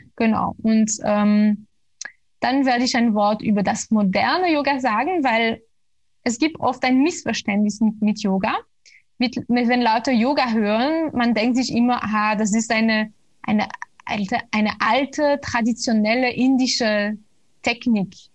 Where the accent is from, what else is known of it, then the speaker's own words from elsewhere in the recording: Belgium; moved away; also born or lived in Brussels; ich komme aus Belgien und damals habe ich ja noch in Brüssel